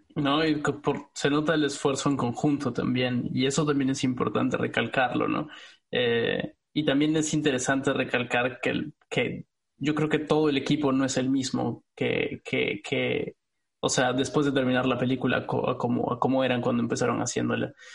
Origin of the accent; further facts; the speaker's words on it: Peru; moved away; como peruano, eh, residiendo en el extranjero